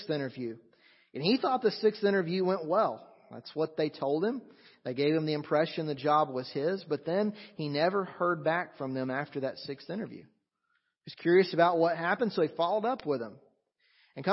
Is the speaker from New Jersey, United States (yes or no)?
no; North Alabama, United States; the farm that I grew up in North Alabama in the southern United States